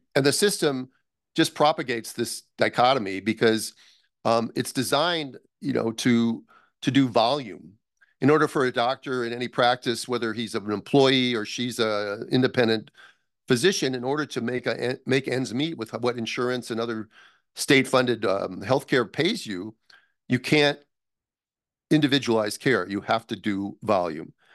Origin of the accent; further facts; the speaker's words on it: United States; also born or lived in Minnesota / Los Angeles; I'm from the United States